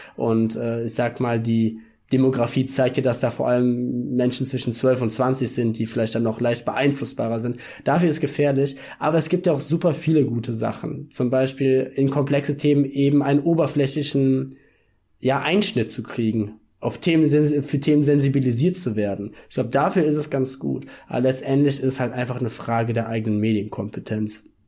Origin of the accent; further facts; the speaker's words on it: Germany; Deutscher zu sein